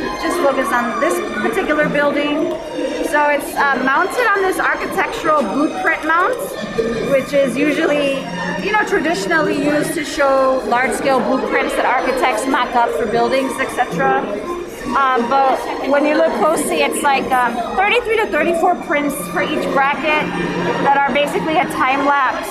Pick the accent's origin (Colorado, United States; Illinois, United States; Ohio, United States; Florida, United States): Illinois, United States; Chicago; I'm an artist from Little Village